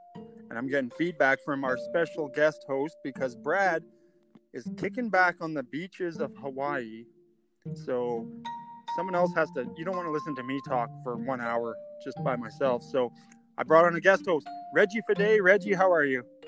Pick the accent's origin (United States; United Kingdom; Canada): Canada; Edmonton, Alberta; we're from Edmonton, Alberta, Canada